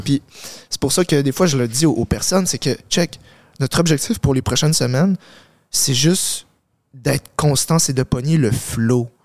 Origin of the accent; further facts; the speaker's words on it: Montreal, Quebec, Canada; je suis né à Montréal. Euh, j'ai grandi avec mes parents